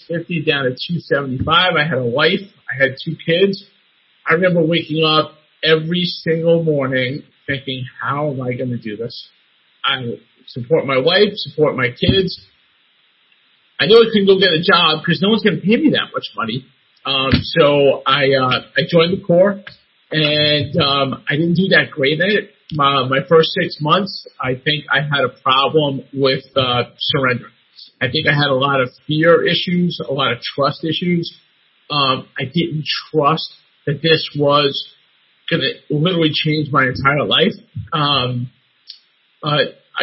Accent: New York, United States; I'm from New York.

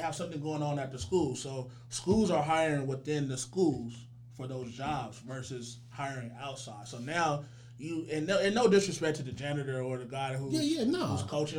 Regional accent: Richmond, California, United States; I'm from Richmond.

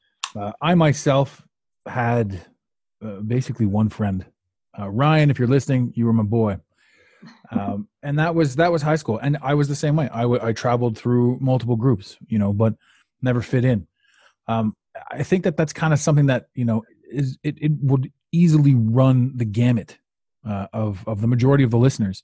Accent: Canada; I'm from Canada

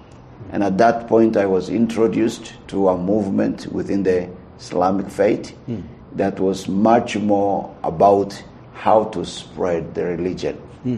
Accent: northern Kenya, Kenya; now in Nairobi, Kenya; That's why Aila Tase Aila. I'm from North Kenya. Originally, my parents are from Ethiopia, but they settled in North Kenya.

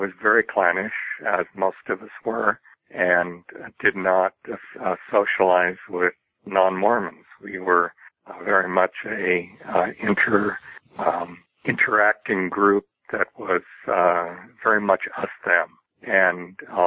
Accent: Glendale, California, United States; also born or lived in Pasadena, California; I was raised most of my life in adjacent Glendale, California, and growing up there

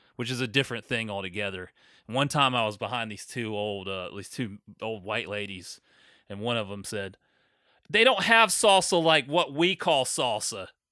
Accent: North Augusta, South Carolina, United States; moved away; in my hometown of North Augusta

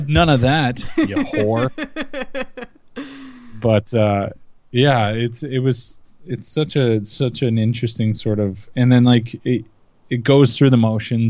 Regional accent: Canada; I'm Canadian

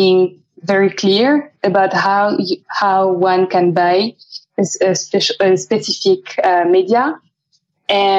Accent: France; moved away as an adult; also born or lived in Amsterdam, Netherlands; now in London, United Kingdom; we used to live in Amsterdam before London, and we're both French.

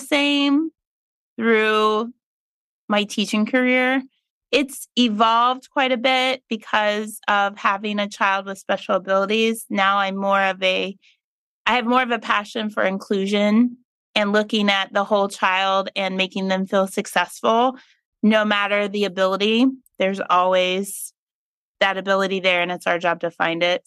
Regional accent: Meigs County, Ohio, United States; I grew up in Meigs County, which is in history books as the lead growing of marijuana

